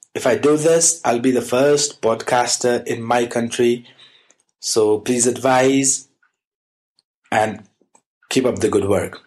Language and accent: English; Nepal; I'm from Nepal